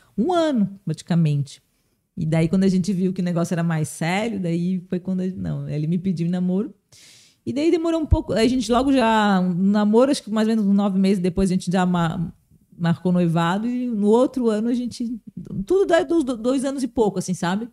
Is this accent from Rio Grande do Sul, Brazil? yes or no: no; Blumenau, Santa Catarina, Brazil; eu nasci em Blumenau